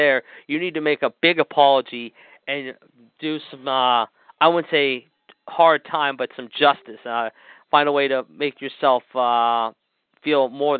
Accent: Pittsburgh, Pennsylvania, United States; my hometown newspaper here in Pittsburgh

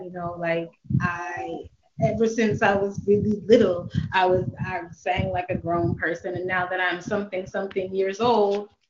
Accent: Baltimore, Maryland, United States; I'm from Baltimore, son.

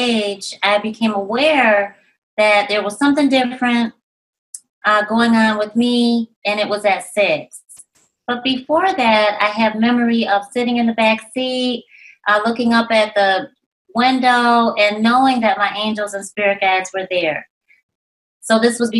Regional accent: Rochester, New York, United States; I was raised in Rochester, New York

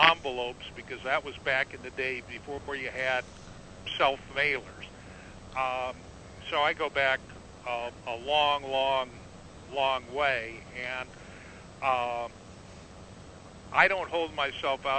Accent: Southern California, United States; I grew up in Southern California

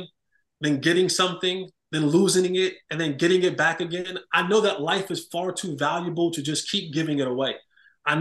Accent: Roselle, New Jersey, United States; I was born and raised in New Jersey, Roselle, New Jersey

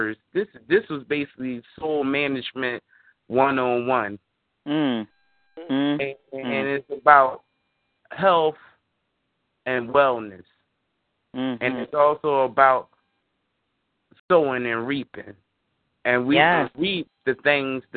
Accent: Philadelphia, Pennsylvania, United States; I'm from Mantua section of West Philadelphia

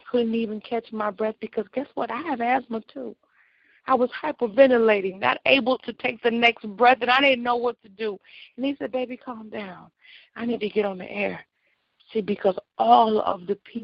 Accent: Illinois, United States; I'm from Illinois.

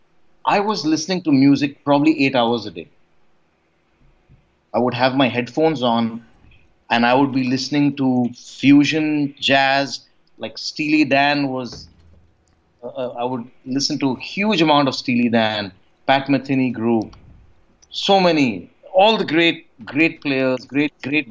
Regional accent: India; I grew up in a very small town in India

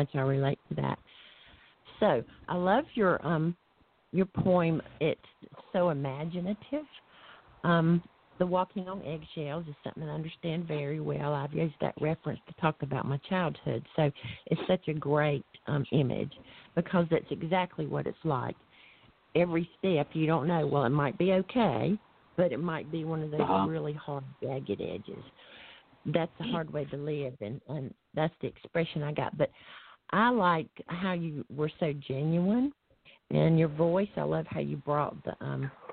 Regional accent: the South, United States; I'm from the South, too

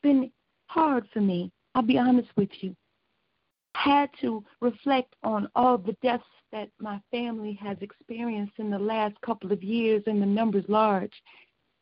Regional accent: Joliet, Illinois, United States; also born or lived in Chicago; I was born and raised out here in Joliet, Chicago was a second home to me

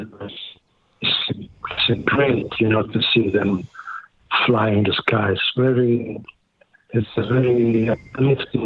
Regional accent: near Taranto, Apulia, Italy; I was raised in near Taranto, in the south of Italy. The name of the region is Puglia

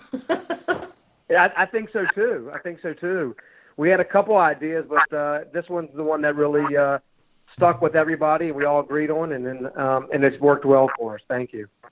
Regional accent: Richmond, Virginia, United States; we're from Richmond, Virginia.

